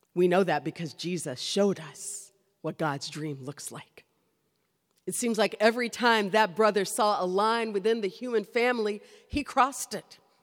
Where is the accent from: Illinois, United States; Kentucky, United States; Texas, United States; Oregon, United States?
Kentucky, United States; I grew up in Kentucky